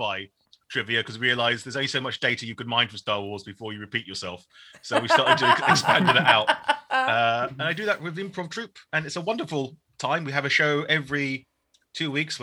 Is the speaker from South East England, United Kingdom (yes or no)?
yes; Shoreham-by-Sea, South East England, United Kingdom; also born or lived in Norwich / London; I am Vietnamese-British. I was born in Shoreham-by-Sea